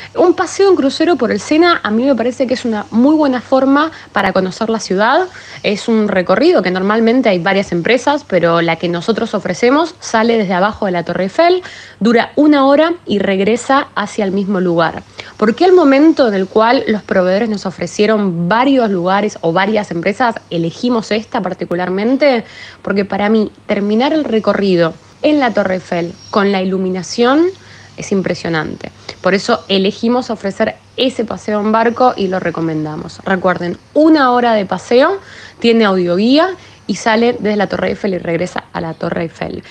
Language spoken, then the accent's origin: Spanish; Argentina; moved away as an adult; now in Paris, France; soy argentina y vivo en París desde hace siete años